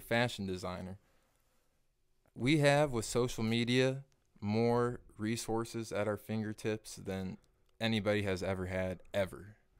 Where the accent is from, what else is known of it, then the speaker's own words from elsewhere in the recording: Kearney, Missouri, United States; moved away as an adult; now in North Kansas City, United States; Born and raised in Kearney, Missouri